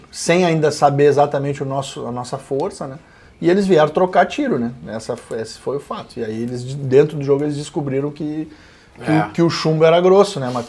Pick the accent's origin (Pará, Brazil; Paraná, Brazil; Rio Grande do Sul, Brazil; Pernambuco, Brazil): Rio Grande do Sul, Brazil; gaúcho, eu também entendo de carne